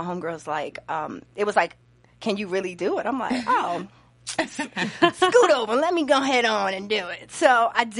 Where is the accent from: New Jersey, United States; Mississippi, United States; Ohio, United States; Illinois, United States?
New Jersey, United States; Orange; also born or lived in Newark, New Jersey / Montclair, New Jersey / New York; where were we living? Either East Orange or Newark